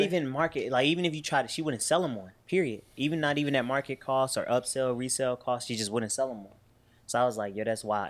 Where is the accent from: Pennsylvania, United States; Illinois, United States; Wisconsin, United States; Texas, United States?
Illinois, United States; Chicago; growing up on Southside Chicago